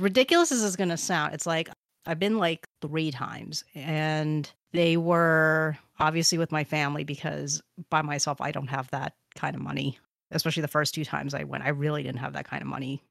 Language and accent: English; United States; being an American